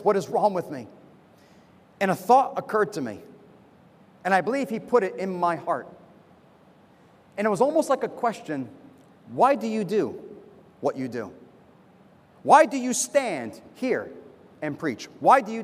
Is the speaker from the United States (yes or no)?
yes; United States; moved away as an adult; now in Semarang, Indonesia; being a foreigner, you know, I'm from America.